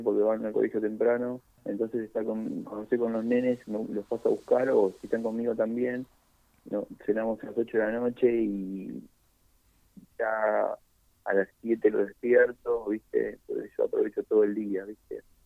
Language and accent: Spanish; Buenos Aires, Argentina; Es el lugar donde nací, es el lugar donde tengo un montón de, seres queridos